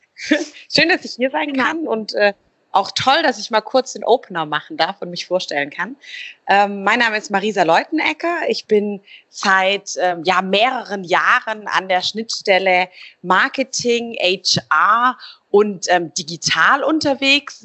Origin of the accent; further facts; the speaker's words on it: Stuttgart, Baden-Württemberg, Germany; Ich bin ähm, ursprünglich ähm, Stuttgarterin und bin auch hier wieder